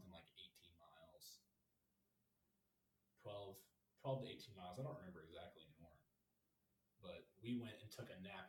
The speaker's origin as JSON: {"language": "English", "region": "Missouri", "country": "United States", "said": "we're from Missouri"}